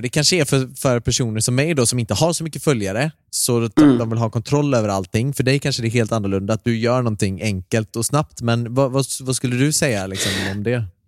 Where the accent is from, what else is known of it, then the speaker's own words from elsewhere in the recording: Gothenburg, Västra Götaland, Sweden; Jag är ju göteborgare